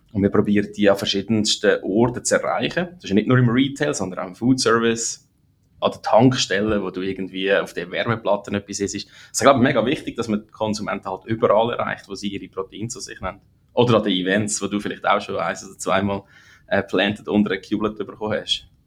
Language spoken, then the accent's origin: German; Lucerne, Switzerland; moved away as an adult; also born or lived in St. Gallen; now in United States; ich bin in Zorsi im Kanton Luzern aufgewachsen, eher ländlich